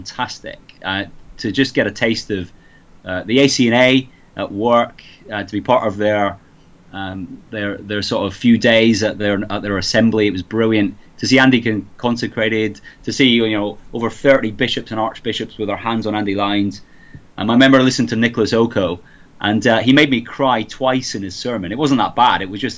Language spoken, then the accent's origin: English; Scotland, United Kingdom; accent: mongrelized; now in England; Oh, I've got a mongrelized accent. I really have. It's all over the place. I grew up in Scotland.